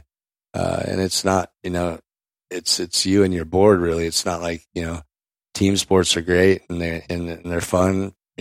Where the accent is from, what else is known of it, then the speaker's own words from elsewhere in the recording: Del Mar, California, United States; growing up in Del Mar Skate Park, you know, I was a real little kid